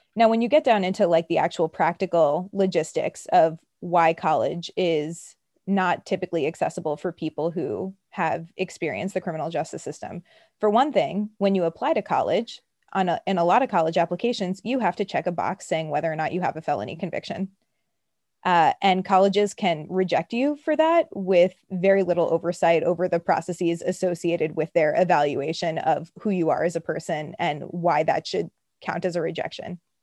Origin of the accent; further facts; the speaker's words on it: New York City, New York, United States; I grew up, so I'm from Brooklyn